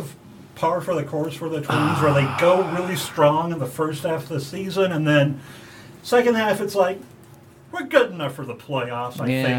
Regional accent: Omaha, Nebraska, United States; I'm from Omaha

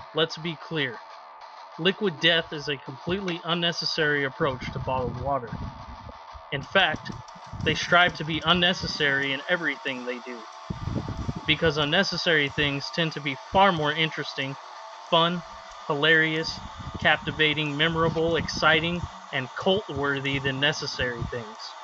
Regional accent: Fresno, California, United States; my hometown AAA team, the Fresno

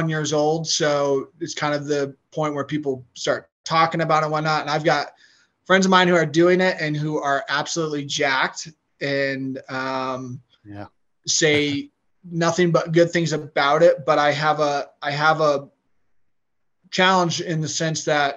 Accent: Denver, Colorado, United States; also born or lived in Arizona / Michigan; I'm one of the only Colorado natives anymore, it would seem like, born and raised in Denver

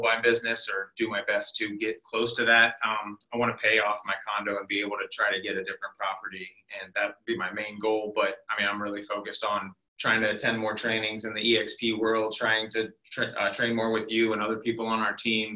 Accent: Worthington, Ohio, United States; also born or lived in Canal Winchester, Ohio; I grew up in Worthington, really right down the road here. Um, I ended up going to high school in Canal Winchester

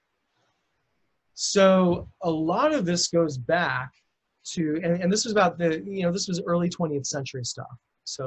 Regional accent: Lincoln, Nebraska, United States; moved away; I'm originally from Lincoln, Nebraska

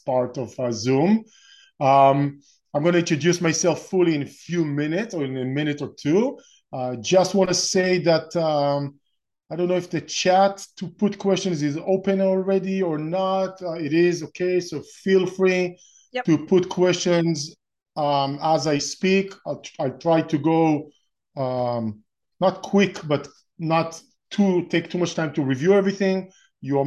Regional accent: Israel; moved away as an adult; now in Orange County, United States; I'm originally from Israel. I was born and raised in Israel and spent my first 30 years or so in Israel

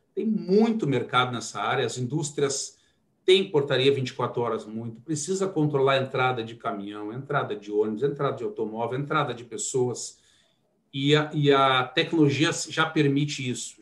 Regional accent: Porto Alegre, Rio Grande do Sul, Brazil; sou de Porto Alegre, né? Iniciei minha trajetória lá

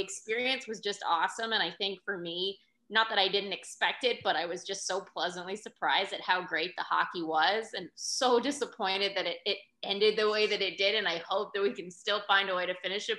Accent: Pittsburgh, Pennsylvania, United States; moved away as an adult; now in Florida, United States; I grew up in Pittsburgh and and it was a, a big hockey family.

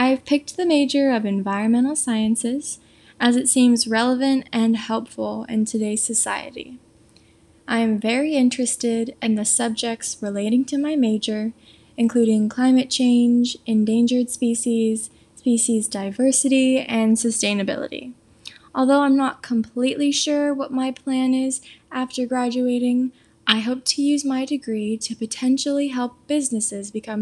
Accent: Thousand Oaks, California, United States; moved away as an adult; now in San Diego, United States; I am originally from Thousand Oaks, California, but I decided to stay in-state for college, moving to San Diego

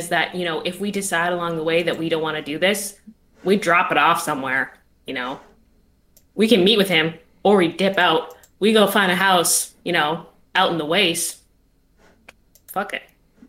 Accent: the South, United States; accent: southern; which is very hard for me to say with my southern accent

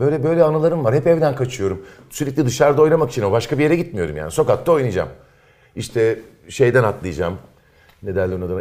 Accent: İzmir, Turkey; moved away as an adult; also born or lived in Eskişehir; doğduğum, büyüdüğüm yerleri gezmeye gittim. Sıra Karşıyaka'ya geldi.

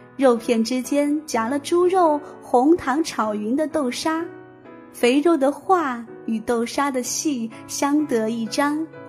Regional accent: northeastern Yunnan, China; also born or lived in Kunming; 我老家在滇东北

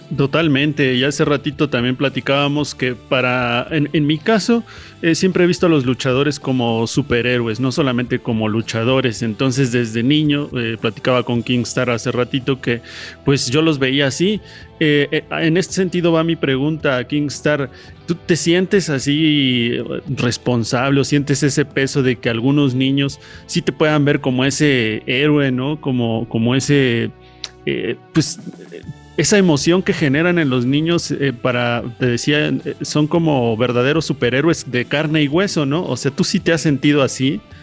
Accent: Mexico; nosotros los mexicanos somos una historia de lucha

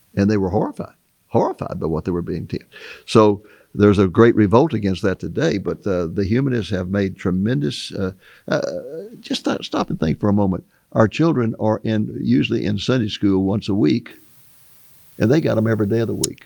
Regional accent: United States; growing up in America

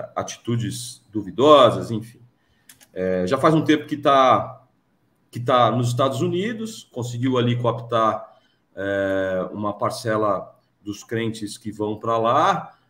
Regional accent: Piracicaba, São Paulo, Brazil; eu sou do interior de São Paulo, sou de Piracicaba

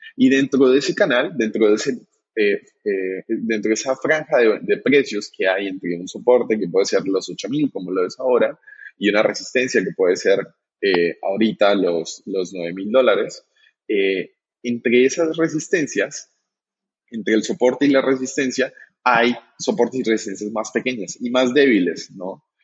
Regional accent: Colombia; now in Argentina; Aquí en, en Argentina es donde me encuentro. Yo soy colombiano

